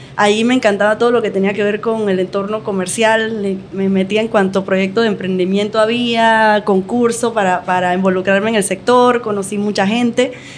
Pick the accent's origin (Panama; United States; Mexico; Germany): Panama; tengo 36, soy panameña